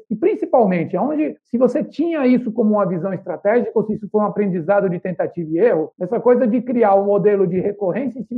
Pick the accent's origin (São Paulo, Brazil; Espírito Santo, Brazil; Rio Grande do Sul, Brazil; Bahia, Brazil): Bahia, Brazil; Salvador; E eu sou soteropolitano, então 2 a 1 um aqui contra o Mineiro.